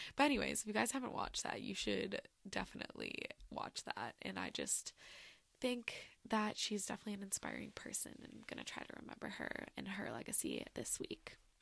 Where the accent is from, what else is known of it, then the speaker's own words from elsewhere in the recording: Michigan, United States; I'm from Michigan, you know, Great Lakes